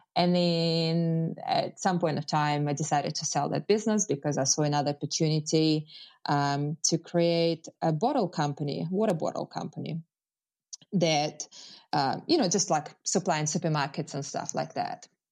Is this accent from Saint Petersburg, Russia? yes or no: no; Moscow, Russia; English is a second language; moved away as an adult; now in New Zealand